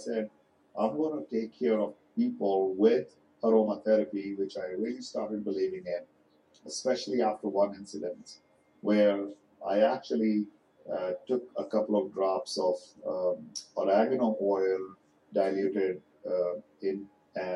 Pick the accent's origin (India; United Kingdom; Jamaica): India; now in United States; as an Indian person